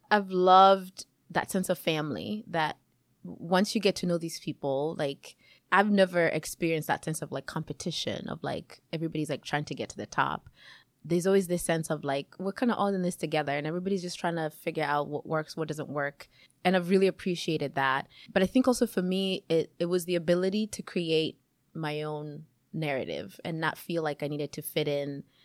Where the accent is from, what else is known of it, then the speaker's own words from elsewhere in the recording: Kenya; moved away as an adult; also born or lived in Chicago, United States / Seattle, United States; now in Yakima, United States; I was born in Kenya, um, and I moved to the U S about almost twenty-two years ago